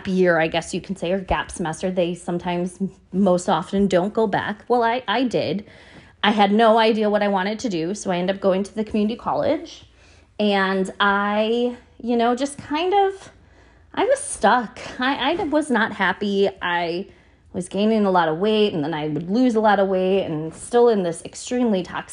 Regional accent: Buffalo, New York, United States; moved away as an adult; now in New York, United States; It was a school about 45 minutes south of where I grew up in Buffalo

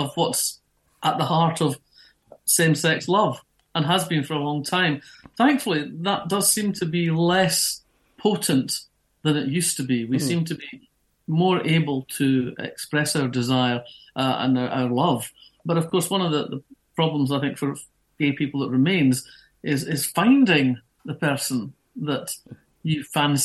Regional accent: Fife, Scotland, United Kingdom; moved away as an adult; I grew up in Fife

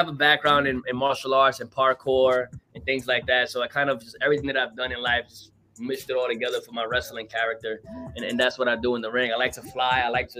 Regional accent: New York City, New York, United States; I'm from New York. You know, I'm a Puerto Rican from Brooklyn.

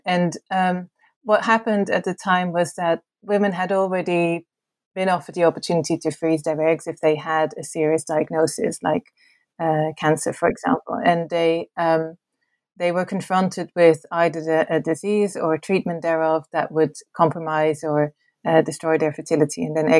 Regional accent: Netherlands; English is a second language; I am originally from the Netherlands.

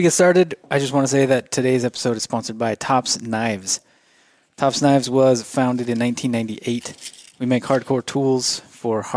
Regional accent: St. Anthony, United States; We grew up together in St. Anthony

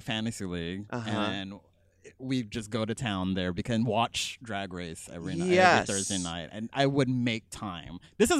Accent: San Antonio, Texas, United States; moved away as an adult; also born or lived in Austin, Texas; now in California, United States; we're both from Texas, actually. Yeah. San Antonio. But then I lived in Austin before moving to California.

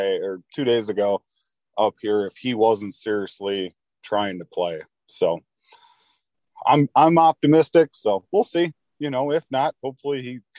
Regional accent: Wisconsin, United States; I'm from Wisconsin, so we've had snow on the ground

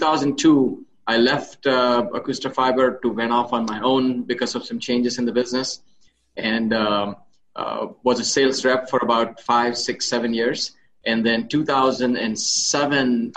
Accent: Mumbai, Maharashtra, India; moved away; In Mumbai, India, and middle-class family

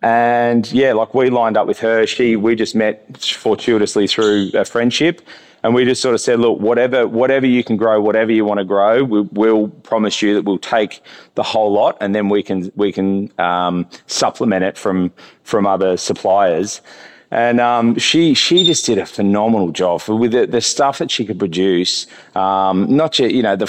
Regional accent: Sydney, New South Wales, Australia; now in Noosa, Australia; coming from Noosa, I hadn't really, like I grew up in Sydney

